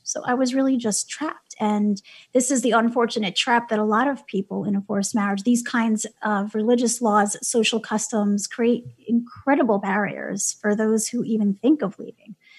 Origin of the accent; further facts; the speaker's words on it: New York City, New York, United States; I'm from Brooklyn. I grew up in New York City